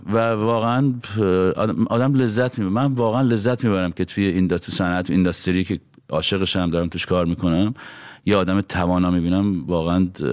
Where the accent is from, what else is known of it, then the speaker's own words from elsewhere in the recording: Iran; moved away as an adult; now in Los Angeles, United States; از وقتی هم از ایران اومدیم بیرون